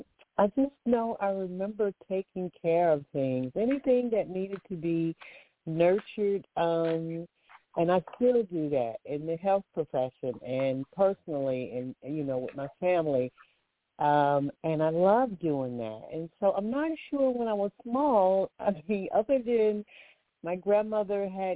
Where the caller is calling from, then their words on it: Alabama, United States; I'm calling from Alabama.